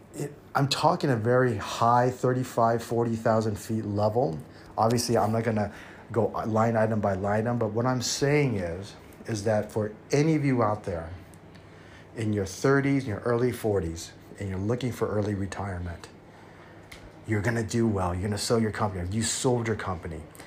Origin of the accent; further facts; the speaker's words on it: United States; also born or lived in Taiwan; now in Thailand; I'm American at heart because that's where I was raised